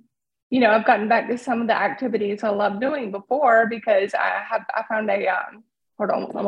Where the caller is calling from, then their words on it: Raleigh, North Carolina, United States; I'm calling from Raleigh, North Carolina. Right outside of Raleigh.